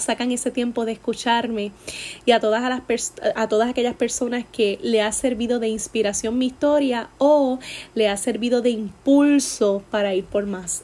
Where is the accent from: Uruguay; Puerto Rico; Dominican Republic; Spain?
Puerto Rico